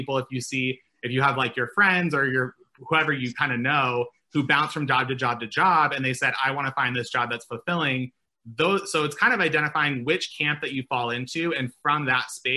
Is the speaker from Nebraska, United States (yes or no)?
yes; Nebraska, United States; moved away; I'm from Nebraska originally